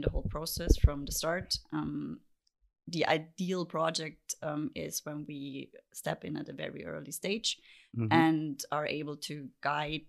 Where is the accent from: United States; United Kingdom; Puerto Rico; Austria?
Austria; Vienna; moved away as an adult; also born or lived in Halle, Germany; now in Berlin, Germany; I lived in Vienna before